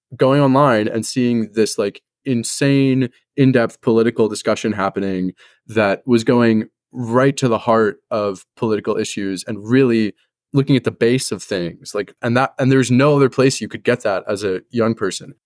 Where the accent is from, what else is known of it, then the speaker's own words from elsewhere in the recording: Los Angeles, California, United States; moved away as an adult; also born or lived in Northwest US; I was born and raised in Los Angeles, and now I go to school at a liberal arts college in the Northwest.